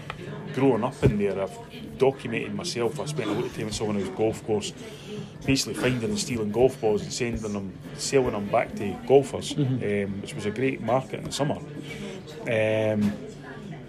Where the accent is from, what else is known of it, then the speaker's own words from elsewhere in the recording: Edinburgh, Scotland, United Kingdom; we were brought up in this area